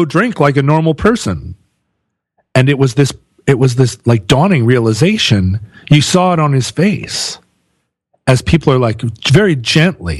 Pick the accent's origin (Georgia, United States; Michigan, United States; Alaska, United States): Alaska, United States; growing up in Alaska in the 70s